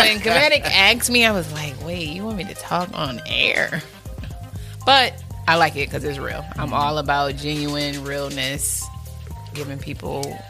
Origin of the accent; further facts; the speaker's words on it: upstate New York, United States; now in Charlotte, United States; I'm from upstate New York.